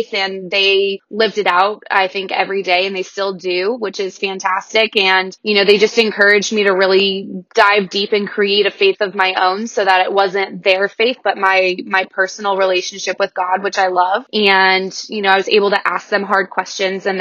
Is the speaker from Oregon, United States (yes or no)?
yes; Newberg, Oregon, United States; also born or lived in Wilsonville, Oregon; I grew up in Newburgh, Oregon, and that is where George Fox University